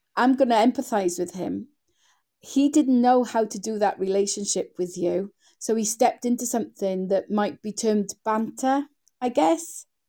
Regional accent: Wales, United Kingdom; accent: Welsh; you probably can hear from my voice that I'm Welsh

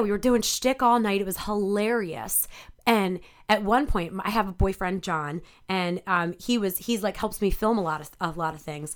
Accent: Delaware County, Pennsylvania, United States; also born or lived in Ardmore, Pennsylvania / Havertown, Pennsylvania; now in Philadelphia, United States; I grew up in Delco

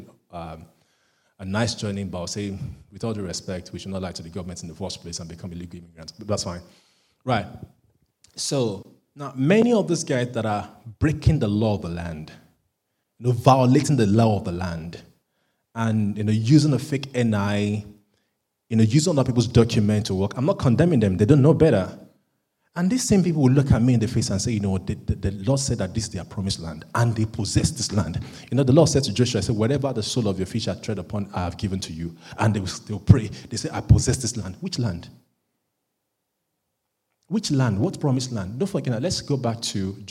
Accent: Nigeria; now in United Kingdom; because I'm a Nigerian

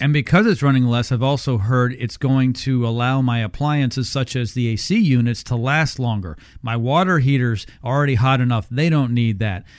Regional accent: Canada; now in United States; I grew up up north. I grew up in Canada

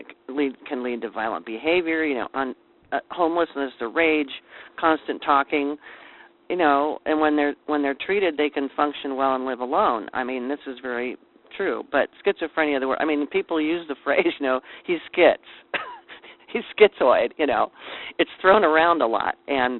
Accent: Silver Lake, United States; the little community where we grew up in Silver Lake

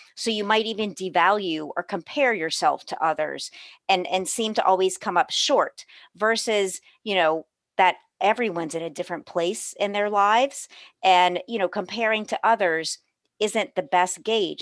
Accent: New Orleans, Louisiana, United States; also born or lived in Los Angeles; I was born and raised in New Orleans, where I am today

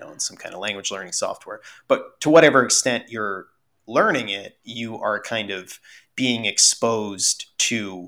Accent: United States; first language Russian; English is a second language; Russian is technically my first language. Like, I learned to speak it as a baby and then learned English by default, you know, living in the US.

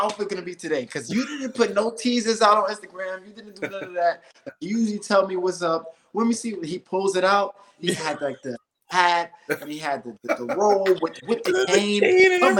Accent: New York City, New York, United States; growing up in Brownsville

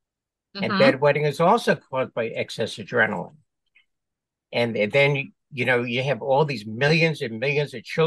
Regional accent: New York City, New York, United States; born and raised in New York City, went to medical school in New York

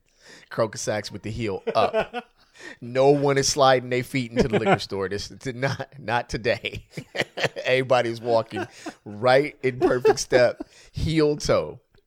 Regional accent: California, United States; I'm from California, man.

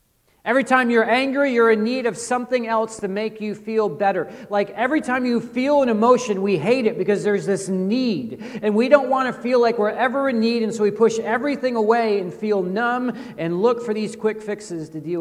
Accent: United States; I'm an American

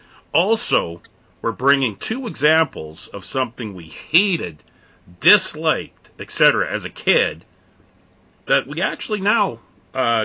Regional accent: Canada; I'm from Canada

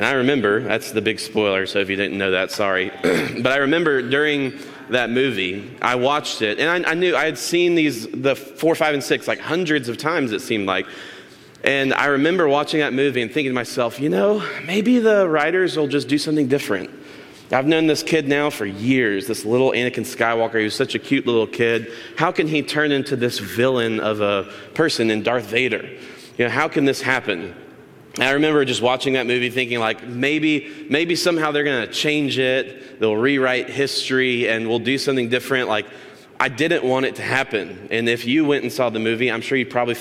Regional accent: Tallahassee, Florida, United States; As a kid, I grew up in Tallahassee, Florida.

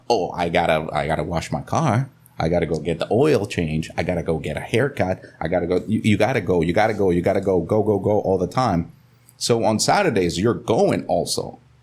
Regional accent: Nebraska, United States; now in Costa Rica; I grew up, I grew up in Nebraska

